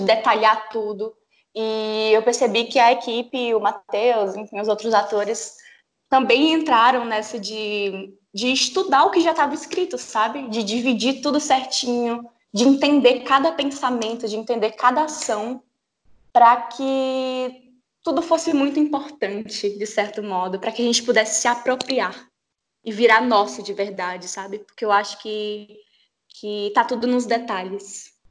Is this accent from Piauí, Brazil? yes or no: yes; Teresina, Piauí, Brazil; eu sou de Teresina, no Piauí